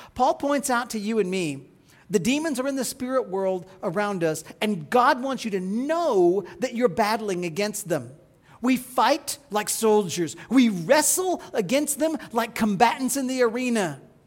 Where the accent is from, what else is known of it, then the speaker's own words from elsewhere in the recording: Midwest, United States; As a child growing up in the Midwest